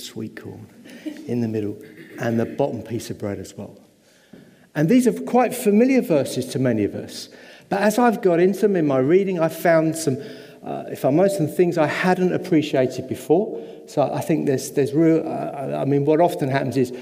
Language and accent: English; England, United Kingdom; I am English